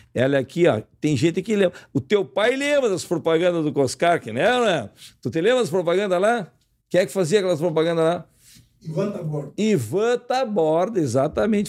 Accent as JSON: {"language": "Portuguese", "town": "Uruguaiana", "region": "Rio Grande do Sul", "country": "Brazil", "said": "Ferro Carril, que é o meu time lá de Uruguaiana"}